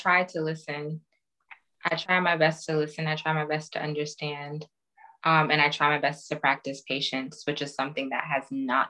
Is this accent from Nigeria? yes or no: yes; Nigeria; I know I'm Nigerian, I like mango so much